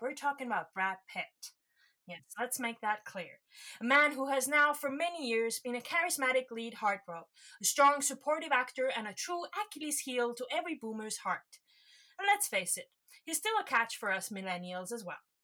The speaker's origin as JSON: {"language": "English", "country": "Estonia", "said": "I'm from Estonia"}